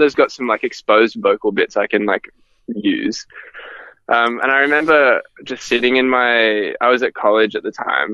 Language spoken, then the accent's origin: English; Gold Coast, Queensland, Australia; I grew up in the Gold Coast